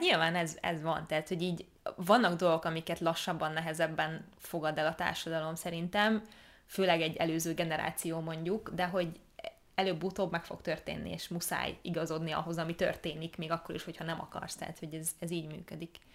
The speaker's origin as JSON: {"language": "Hungarian", "country": "Hungary", "tie": "born or raised there", "said": "Magyarországon nőttünk fel"}